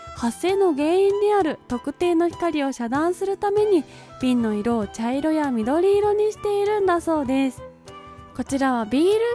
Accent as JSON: {"language": "Japanese", "region": "Kanagawa", "country": "Japan", "tie": "born or raised there", "said": "私の地元神奈川県の地"}